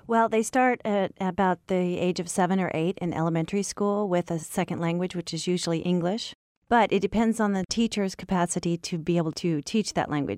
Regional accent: United States; moved away as an adult; now in France; I was raised in the United States

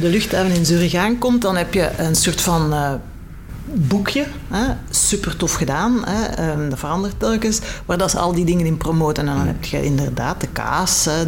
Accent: Belgium; we als België, als kleine Belgieland

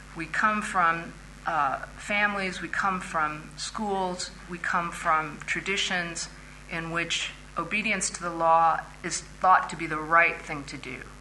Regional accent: Indiana, United States; my home state of Indiana

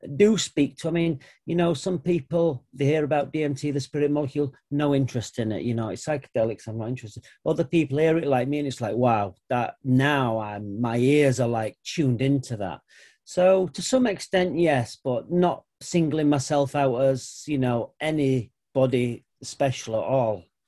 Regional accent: United Kingdom; I'm white British

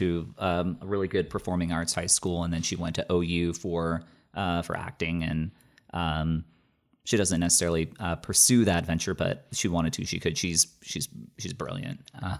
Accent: Bermuda; accent: Bermudian; I come from a different country and I've completely lost my Bermudian accent. I can't even do a Bermudian accent.

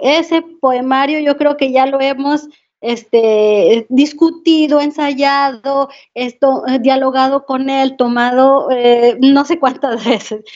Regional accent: Saltillo, Coahuila, Mexico; crecí en Saltillo, Coahuila y ahí nací

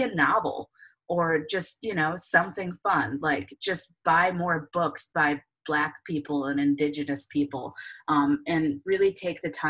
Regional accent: Clarkston, Michigan, United States; moved away as an adult; also born or lived in Detroit, Michigan; now in Austin, United States; I am from Michigan. Originally a suburb of Detroit, Clarkston, which is like 45 minutes north

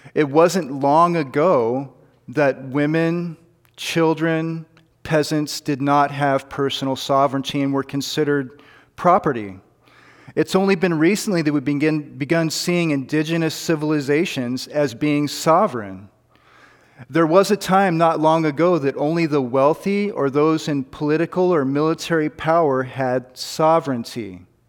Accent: United States; I'm an American

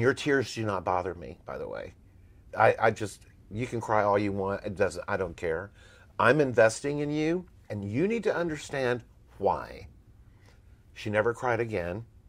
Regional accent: Texas, United States; moved away as an adult; Here I come from Texas

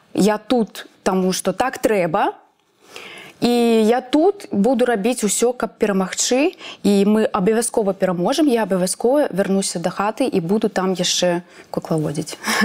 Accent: Belarus; я беларуска

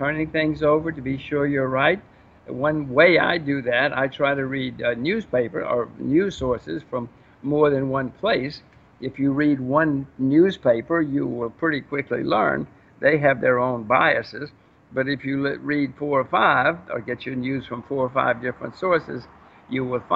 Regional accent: United States; I'm an American citizen, voter, taxpayer

